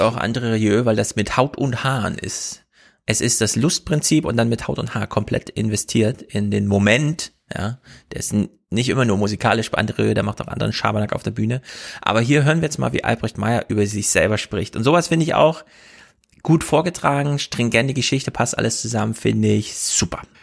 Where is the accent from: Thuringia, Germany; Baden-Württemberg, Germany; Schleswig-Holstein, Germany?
Thuringia, Germany; moved away; Ich komme ja aus Thüringen